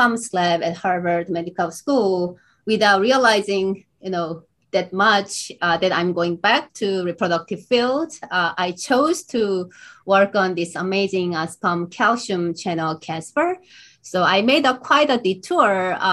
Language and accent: English; Seoul, South Korea; moved away as an adult; also born or lived in Boston, United States; So I was born in Boston, US, but grew up, in South Seoul, South Korea